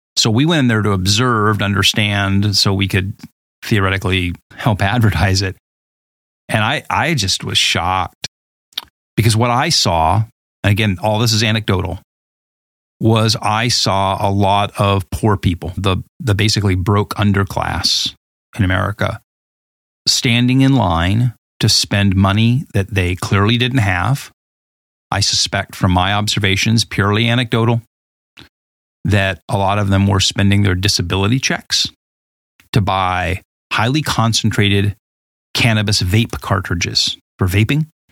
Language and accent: English; Southern California, United States; moved away as an adult; also born or lived in Boulder, Colorado; I grew up in Southern California in the late seventies